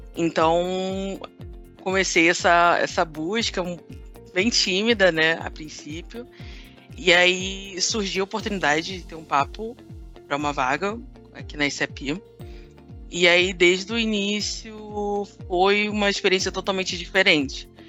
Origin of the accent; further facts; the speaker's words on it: Rio de Janeiro, Brazil; eu sou carioca, filha de nordestinos